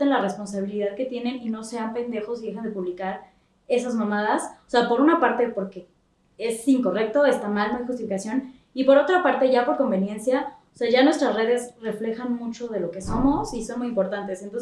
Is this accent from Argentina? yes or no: no; Mexico; Somos mexicanos, somos así, cotorreamos.